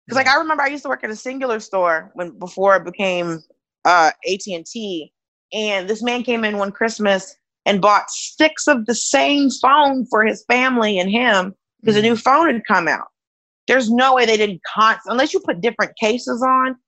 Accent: Atlanta, Georgia, United States; I'm from Atlanta

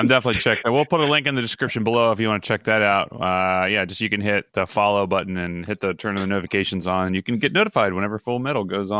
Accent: Baltimore, Maryland, United States; accent: Baltimore; moved away; also born or lived in New York; I have like a Baltimore accent with like mixed in with from living in New York for like nine years.

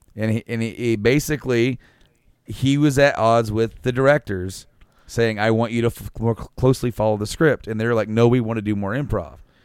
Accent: central Indiana, United States; where we're from, and we said, you know, from, you know, central Indiana

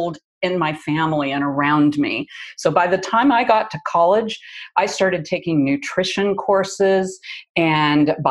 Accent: Midwest, United States; moved away; I grew up in the Midwest in the 50s

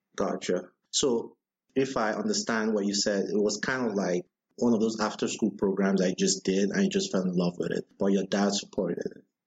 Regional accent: Nigeria; I'm Nigerian

